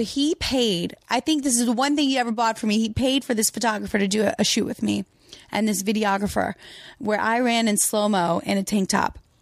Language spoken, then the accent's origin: English; Louisiana, United States; I'm from Louisiana